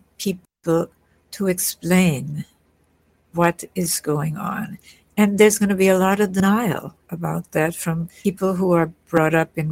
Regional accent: Vienna, Austria; I was born in Vienna, in Austria

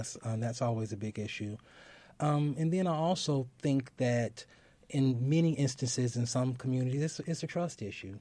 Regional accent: Gary, Indiana, United States; moved away; I'm originally from Gary

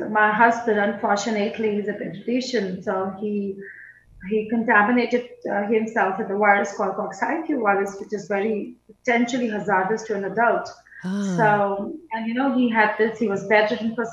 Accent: New Delhi, Delhi, India; I was born in Delhi, New Delhi

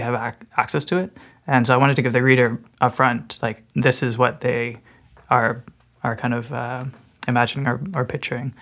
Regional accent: Burlington, Ontario, Canada; it'd always be my hometown

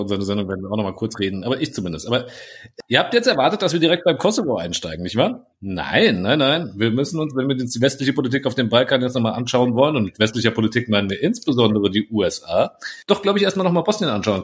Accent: Frankfurt, Hesse, Germany; ich stolzer Frankfurter bin

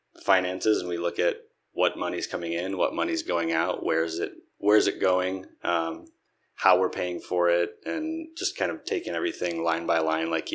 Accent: Minnesota, United States; moved away as an adult; also born or lived in Arizona; I grew up in a relatively small town in Minnesota

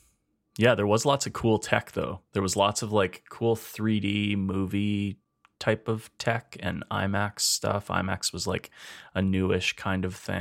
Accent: Alberta, Canada; I was from Alberta.

